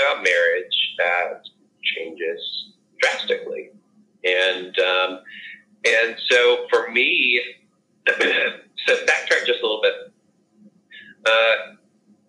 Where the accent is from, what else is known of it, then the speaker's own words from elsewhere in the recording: the South, United States; I growing up in the South and in a very conservative